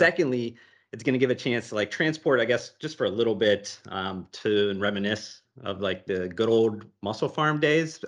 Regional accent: Ohio, United States; moved away as an adult; also born or lived in Las Vegas; when I moved away from Ohio and I lived on my buddy's couch in Las Vegas after college

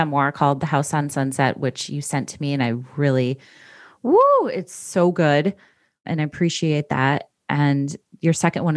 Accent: Midwest, United States; We're Midwestern girls

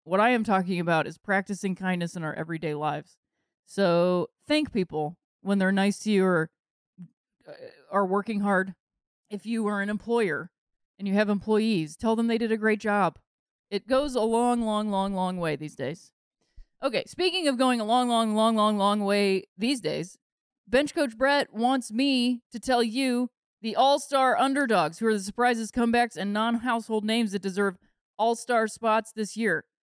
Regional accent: Akron, Ohio, United States; my hometown of Akron

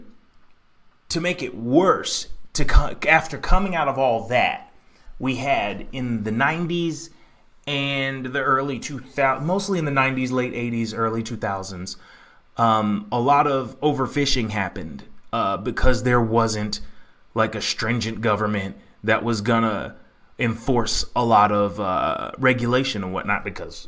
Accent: Texas, United States; I grew up in Texas

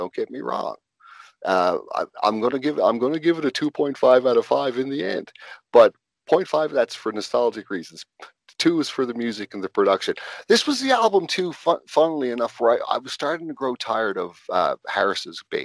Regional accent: Newfoundland and Labrador, Canada; I'm a Newfie. I'm from Newfoundland.

